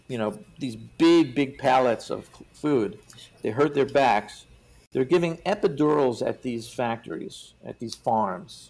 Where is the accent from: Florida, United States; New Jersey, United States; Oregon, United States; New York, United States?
New York, United States; I'm I'm from New York